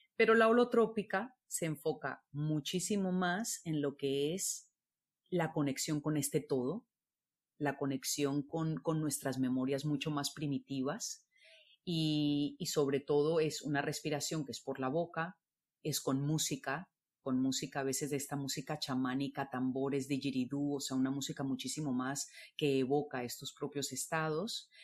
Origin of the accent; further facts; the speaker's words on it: Colombia; moved away as an adult; also born or lived in Barcelona; yo soy colombiana